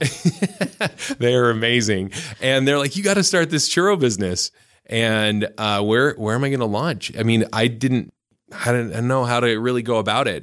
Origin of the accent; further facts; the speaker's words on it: Lethbridge, Alberta, Canada; also born or lived in Arizona / Seattle / Provo, Utah / Southern California; now in Utah, United States; I grew up in Canada, in southern Alberta